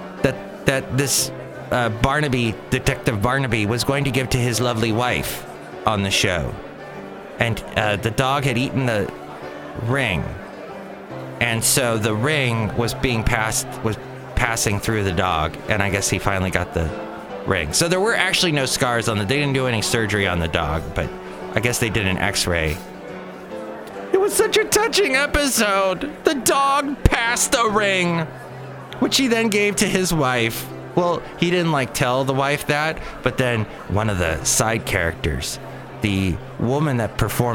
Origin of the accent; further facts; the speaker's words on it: United States; being an American, never lived in England